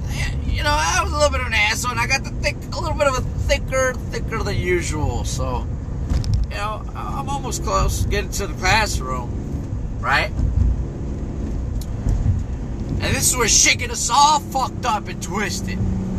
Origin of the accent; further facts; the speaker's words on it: Mexico; born there; also born or lived in United States; See, I was born in Mexico, raised here and there, both sides, you know. Love both sides of myself, you know, of where I was born and where I was raised, mostly here.